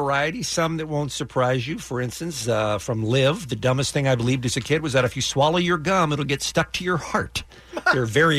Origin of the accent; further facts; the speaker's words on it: Boston, Massachusetts, United States; I grew up in Boston and I thought the line down the middle of the street was the equator.